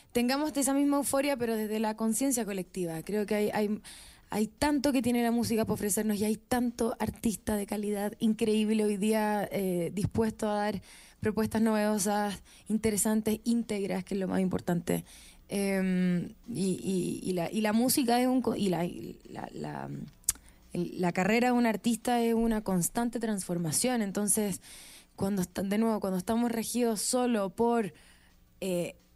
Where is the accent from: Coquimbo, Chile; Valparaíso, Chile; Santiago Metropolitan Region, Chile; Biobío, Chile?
Valparaíso, Chile; Viña del Mar; Sí, soy de Viña.